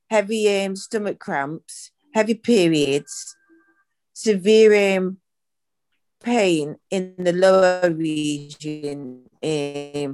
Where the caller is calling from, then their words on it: Manchester, North West England, United Kingdom; I'm calling from Manchester in Stretford.